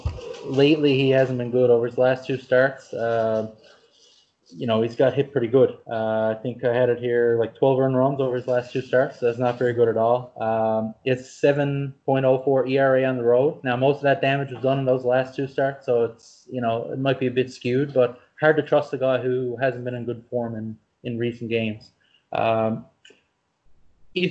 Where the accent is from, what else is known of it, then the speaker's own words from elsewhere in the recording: Canada; being a Canadian